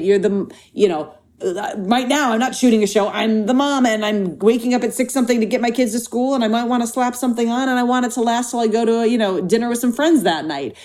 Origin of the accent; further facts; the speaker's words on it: Minnesota, United States; now in Los Angeles, United States; when I was growing up in Minnesota